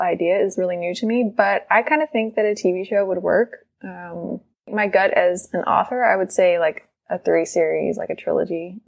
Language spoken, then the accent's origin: English; Texas, United States; I'm from Texas as well